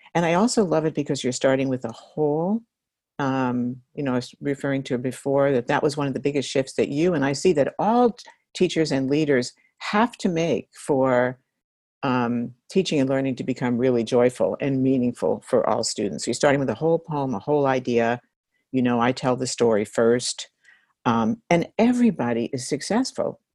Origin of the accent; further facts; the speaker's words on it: New York, United States; I'm from New York and I grew up reading that newspaper